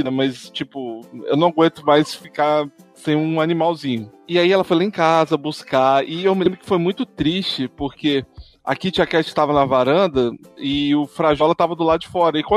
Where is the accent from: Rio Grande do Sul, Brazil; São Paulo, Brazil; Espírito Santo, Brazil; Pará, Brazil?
Espírito Santo, Brazil; Eu não, sou do Espírito Santo.